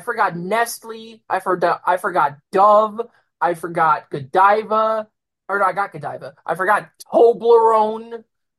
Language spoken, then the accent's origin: English; United States; I'm American